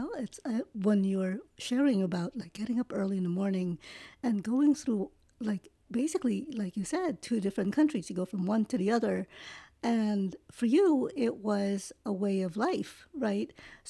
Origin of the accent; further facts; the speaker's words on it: New York, United States; also born or lived in Philippines; I grew up in New York. I mean, I was born in the Philippines, but I grew up in New York. So while I still know the language, I can't speak it. Or I can speak it a little bit